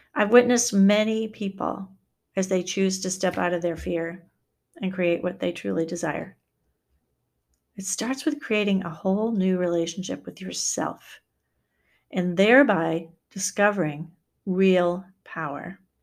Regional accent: Maine, United States; moved away as an adult; also born or lived in Wisconsin; to move back to my home state

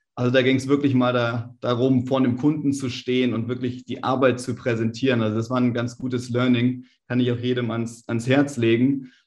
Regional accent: Germany; wir als Deutsche

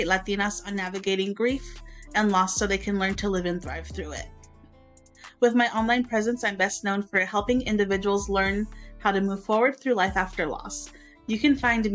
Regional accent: Central Valley, California, United States; I grew up in the Central Valley.

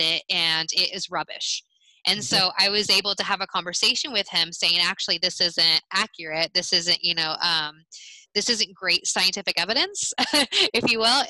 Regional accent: United States; as an American

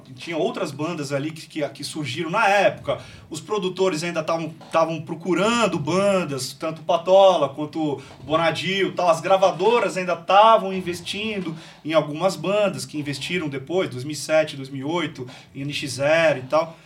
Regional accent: Santos, São Paulo, Brazil; moved away as an adult; now in Taubaté, Brazil; eu sou de Santos, sou paulistano, cara, sou de Santos

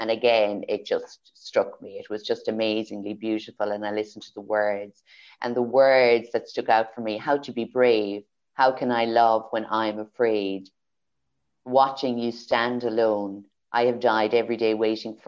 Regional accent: Kildare, Leinster, Ireland; moved away; also born or lived in Carlow, Ireland / Galway, Ireland; I was born in Carlow, raised in Kildare, and moved to Galway.

